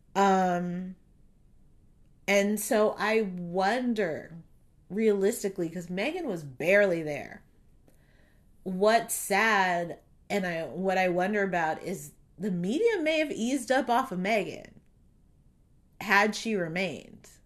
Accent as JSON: {"language": "English", "country": "United States", "said": "I am American as fuck."}